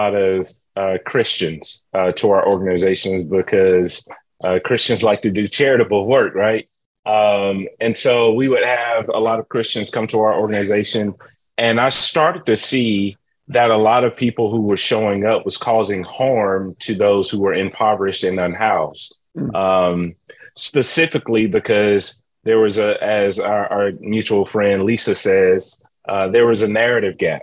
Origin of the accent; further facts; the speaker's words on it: Atlanta, Georgia, United States; I was born and raised in Atlanta, Georgia. Been here majority of my life.